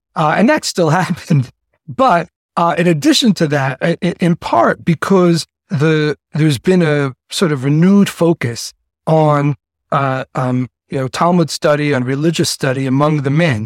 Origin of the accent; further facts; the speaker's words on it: New York City, New York, United States; accent: Yiddish-influenced yeshiva sing-song; also born or lived in Chicago / Miami / Argentina / Singapore; I grew up uh, in the ultra orthodox Jewish community known as the Lubavitch Hasidic community, which is headquartered in the Crown Heights section of Brooklyn